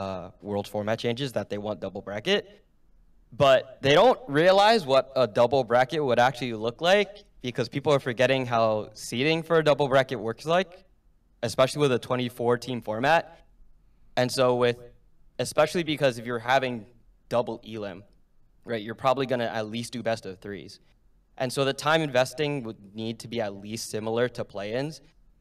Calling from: New Jersey, United States; Bergen County, New Jersey.

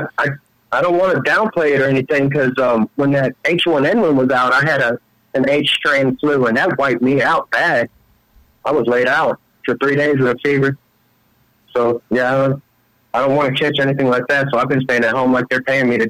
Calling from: Texas, United States; I'm calling out from Texas out here.

